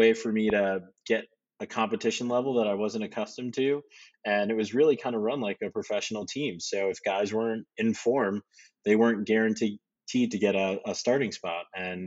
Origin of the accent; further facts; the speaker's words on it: suburbs of New York, United States; also born or lived in Brooklyn, New York; I was born in Brooklyn, and then my family moved out to the suburbs of New York when I was 7